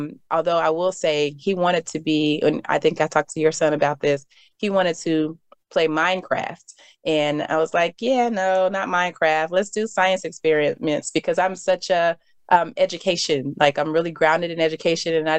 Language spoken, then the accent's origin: English; Dayton, Ohio, United States; moved away; I was born in Ohio. I was born in Dayton, Ohio